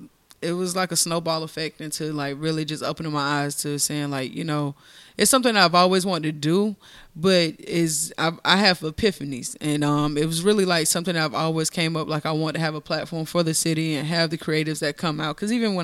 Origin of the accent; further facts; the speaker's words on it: Monterey, California, United States; born there; So I was born in Monterey, California.